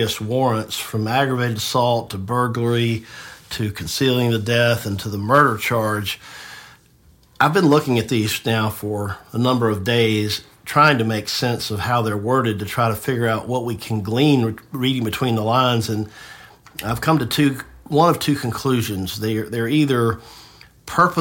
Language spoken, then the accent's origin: English; Tifton, Georgia, United States; moved away as an adult; now in Marietta, United States; I grew up in Tifton, so I know the area